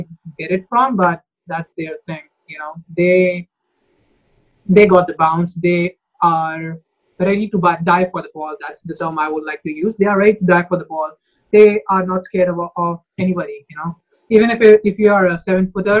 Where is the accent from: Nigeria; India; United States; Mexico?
India; New Delhi, Delhi; I'm from New Delhi